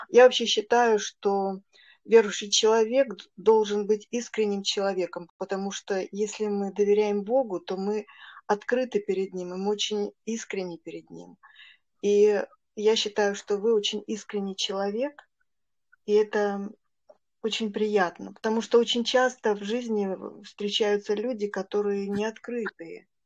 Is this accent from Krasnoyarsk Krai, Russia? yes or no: no; Saint Petersburg, Russia